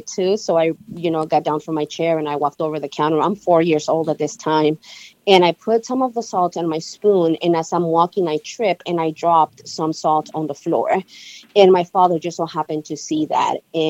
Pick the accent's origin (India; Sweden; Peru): Peru; moved away; I was born in Peru in South America